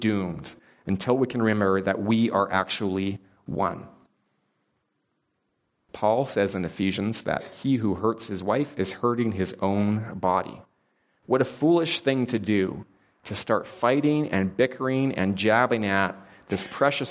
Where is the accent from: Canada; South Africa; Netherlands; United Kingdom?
Canada; I am Canadian